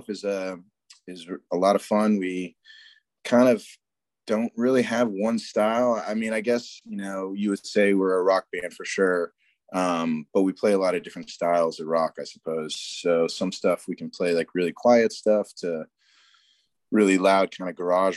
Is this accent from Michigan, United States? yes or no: no; Cape Cod, Massachusetts, United States; moved away; also born or lived in North Carolina; I grew up in Massachusetts on Cape Cod